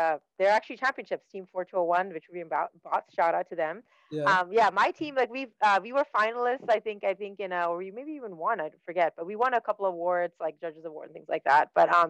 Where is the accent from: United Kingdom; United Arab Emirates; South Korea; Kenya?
United Arab Emirates; Dubai; born there; moved away; also born or lived in Saskatchewan, Canada; I'm Sri Lankan by heritage. I was born in Dubai. Wow. You know, never really lived in Sri Lanka, but born in Dubai and then immigrated to Canada with my family. I immigrated to a province called Saskatchewan